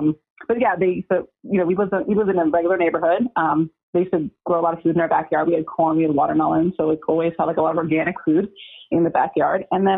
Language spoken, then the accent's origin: English; Nashua, New Hampshire, United States; From Nashua, New Hampshire.